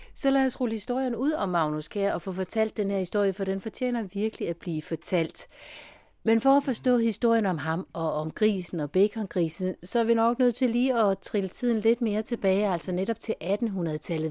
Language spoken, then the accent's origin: Danish; Denmark; som dansker